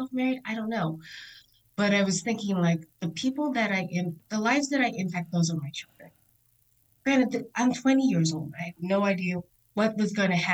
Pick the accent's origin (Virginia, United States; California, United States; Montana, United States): Virginia, United States; Virginia Beach; I grew up in Virginia Beach, Virginia. I am a Navy brat